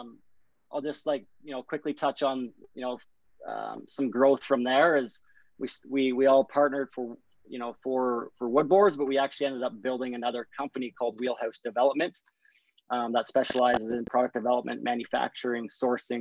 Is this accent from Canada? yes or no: yes; Brockville, Ontario, Canada; also born or lived in Guelph, Ontario; I grew up in Brockville, Ontario, but ended up moving out to Guelph, Ontario, actually at the ripe age of 16 or 17